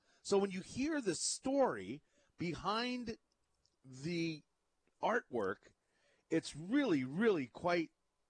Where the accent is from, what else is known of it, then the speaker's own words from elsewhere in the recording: Hawaii, United States; being a Hawaiian.